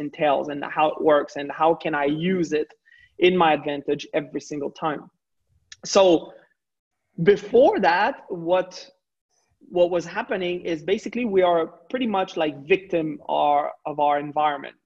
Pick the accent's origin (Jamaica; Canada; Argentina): Canada; Quebec; I'm not coming just from Canada, I'm coming from the French part of Canada